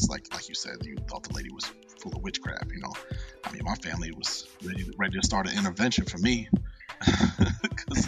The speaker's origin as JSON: {"language": "English", "town": "Cincinnati", "region": "Ohio", "country": "United States", "moved": "yes", "said": "I moved away from Cincinnati"}